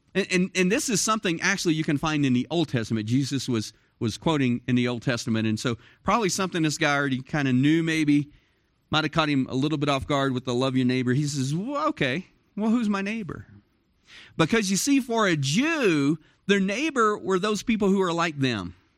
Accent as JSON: {"language": "English", "town": "Dallas", "region": "Texas", "country": "United States", "tie": "born or raised there", "moved": "as an adult", "lives_now": "Cloudcroft, United States", "said": "I grew up in Dallas, Fort Worth"}